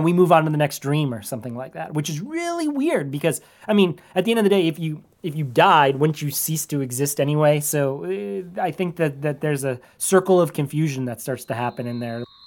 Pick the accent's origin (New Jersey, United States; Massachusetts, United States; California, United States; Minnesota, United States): Minnesota, United States; I was from Minnesota